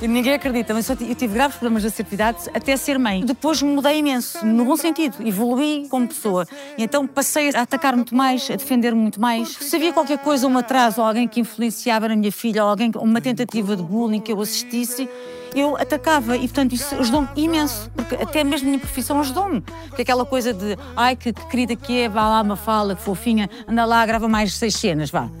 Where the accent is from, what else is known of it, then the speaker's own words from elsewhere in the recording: Queijas, Lisbon, Portugal; eu tive uma infância espetacular, porque fui criada em Queijas, uma vilazinha